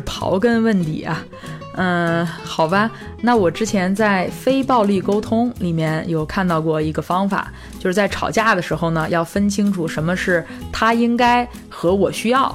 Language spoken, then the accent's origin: Chinese; China; 我们中国人